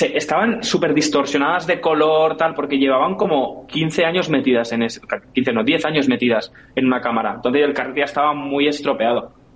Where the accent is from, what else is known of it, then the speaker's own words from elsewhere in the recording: Catalonia, Spain; yo soy catalán y mi padre también